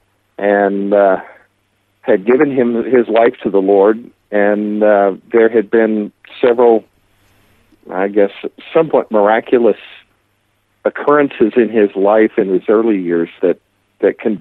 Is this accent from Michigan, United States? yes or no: no; Vicksburg, Mississippi, United States; now in Branson, United States; I grew up in Vicksburg, Mississippi